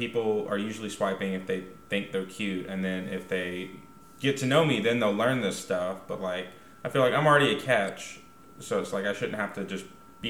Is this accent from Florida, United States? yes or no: no; Huntsville, Alabama, United States; I may have been born and raised in Huntsville, Alabama, but, like, I don't think I have an accent at all. I say y'all. That's about it. I say y'all and Roll Tide.